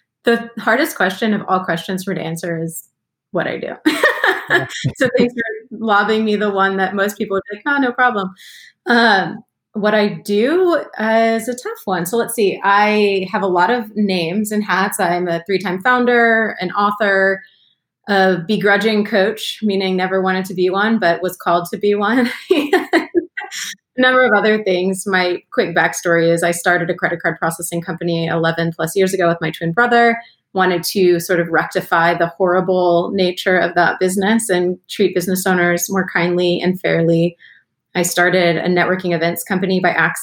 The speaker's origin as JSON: {"language": "English", "country": "United States", "tie": "born or raised there", "also_born_or_lived": "Philadelphia, Pennsylvania / Baltimore, Maryland", "moved": "as an adult", "lives_now": "Atlanta, United States", "said": "I grew up in Philadelphia and then in Baltimore and then came to Atlanta when I was 18"}